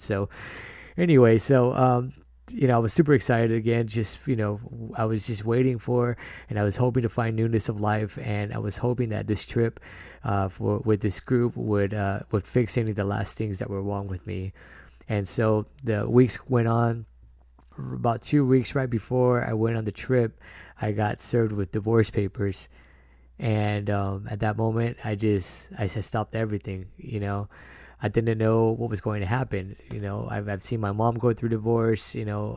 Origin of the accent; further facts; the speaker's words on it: San Diego, California, United States; I was born in San Diego and raised by a single mother and my sister